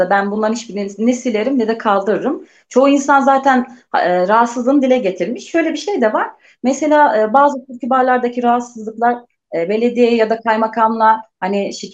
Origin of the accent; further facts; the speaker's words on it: Turkey; Ben de söylüyorum evet ben hani Türk'üm, işte buralıyım vesaire.